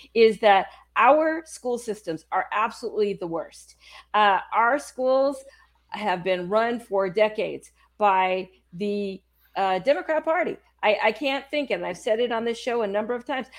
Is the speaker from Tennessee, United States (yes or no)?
no; San Francisco, California, United States; moved away as an adult; now in Texas, United States; I was born in California, I lived in California, I was born in San Francisco, um, and it's only been the last year and a half. I'm sorry, the last two and a half years that I've been here in Texas